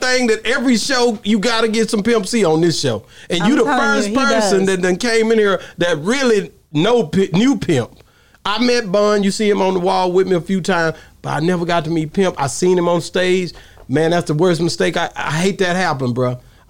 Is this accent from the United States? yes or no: yes; Texas, United States; I'm from the South. Right. And so even to this day, when I'm out, I'm from Texas, man, and I'm so Texas